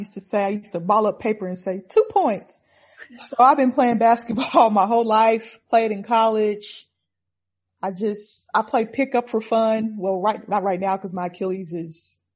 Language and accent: English; Oklahoma City, Oklahoma, United States; I got my hometown team